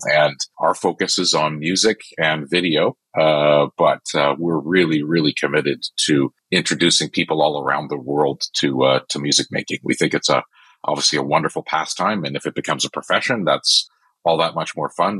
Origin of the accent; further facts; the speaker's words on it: Canada; I'm am Canadian